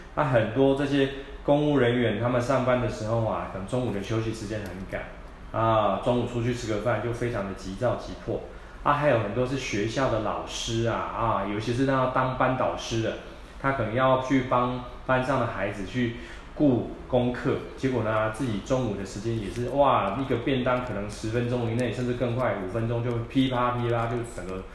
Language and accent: Chinese; Taiwan; 我们台湾人